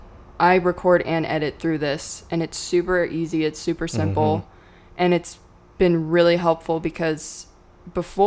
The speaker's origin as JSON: {"language": "English", "town": "Hood River", "region": "Oregon", "country": "United States", "tie": "born or raised there", "said": "My whole life, born and raised. I'm from Upper Valley, so Parkdale area."}